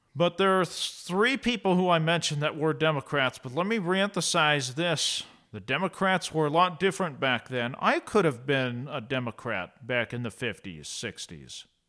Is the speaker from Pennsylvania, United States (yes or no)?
no; Eastern Oregon, United States; also born or lived in Idaho; I grew up in Eastern Oregon and Idaho